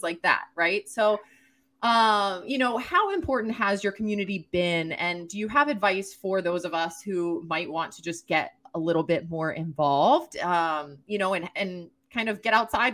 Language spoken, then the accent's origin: English; East Coast, United States; now in New Hampshire, United States; born and raised on the East Coast